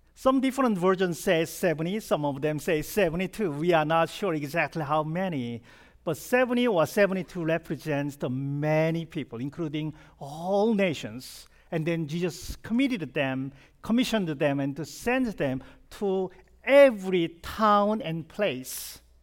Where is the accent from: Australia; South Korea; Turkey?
South Korea; English is a second language; moved away as an adult; now in United States; I was born and raised in South Korea, and I came, uh, to this country when I was twenty-nine